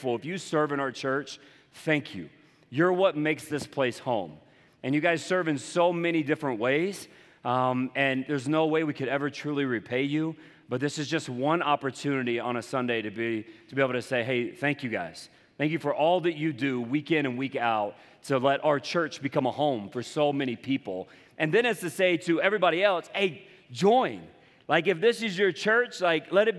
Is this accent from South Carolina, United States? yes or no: yes; Charleston, South Carolina, United States; accent: Southern; moved away; I'm from the coastal South, Charleston, South Carolina. And you'll hear it you'll hear it in my voice every once in a while.